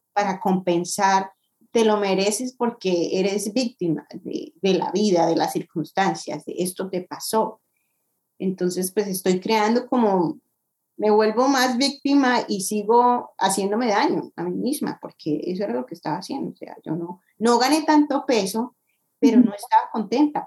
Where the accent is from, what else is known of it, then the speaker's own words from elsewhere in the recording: Colombia; moved away as an adult; now in United States; soy colombiana, llevo ocho años viviendo en Estados Unidos ya